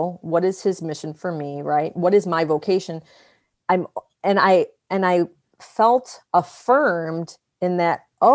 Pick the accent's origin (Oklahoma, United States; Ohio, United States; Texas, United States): Ohio, United States; Cleveland; moved away; Cleveland is always going to be my hometown.